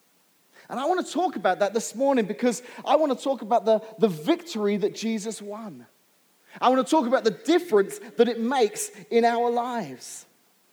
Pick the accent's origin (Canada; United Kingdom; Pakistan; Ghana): United Kingdom; England; now in United States; growing up in England